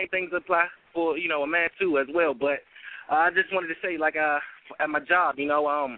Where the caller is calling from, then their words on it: Washington, District of Columbia, United States; I'm calling in from Washington, D.C.